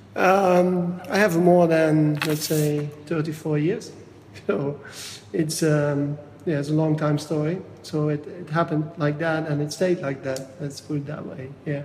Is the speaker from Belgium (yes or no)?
yes; Flemish part, Flanders, Belgium; English is a second language; moved away as an adult; now in Washington, United States; I grew up in a very small village in the northeast of Belgium. Mm-hmm um, 500 meters from the Dutch border. So it's a very it's it's called it's the Flemish part of Belgium